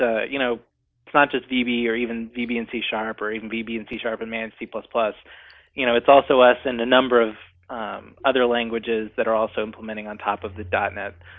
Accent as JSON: {"language": "English", "region": "North Carolina", "country": "United States", "moved": "yes", "lives_now": "Seattle, United States", "said": "I'm from North Carolina"}